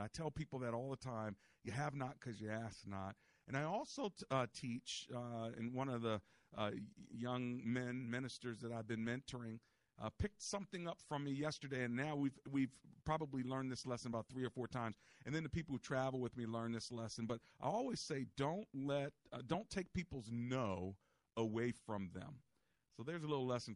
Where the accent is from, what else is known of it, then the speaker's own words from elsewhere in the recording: United States; we're from America.